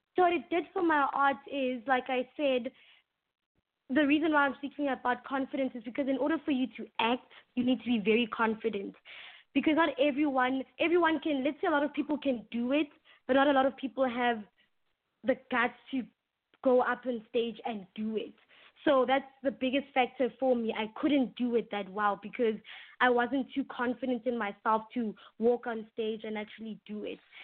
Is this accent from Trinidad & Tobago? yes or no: no; South Africa; first language English; it's rated one of the best schools in, in my hometown